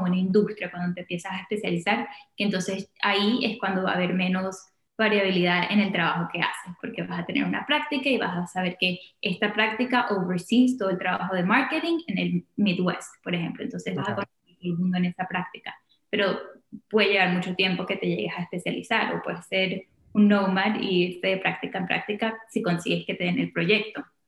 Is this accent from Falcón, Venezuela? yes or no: no; Caracas, Capital District, Venezuela; moved away as an adult; also born or lived in Washington, D.C., United States; now in United States; nací y crecí en Caracas. A los 18 me vine a estudiar a, Estados Unidos.